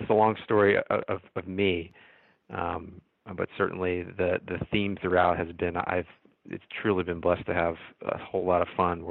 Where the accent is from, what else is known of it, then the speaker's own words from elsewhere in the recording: outside of Reading, Pennsylvania, United States; I grew up outside of Reading, Pennsylvania, as a huge Sixer fan